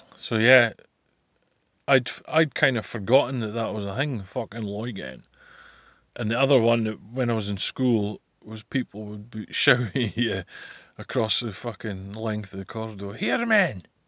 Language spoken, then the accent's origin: English; Scotland, United Kingdom; also born or lived in Buckie; fit like is a phrase I'm well familiar with, being Scottish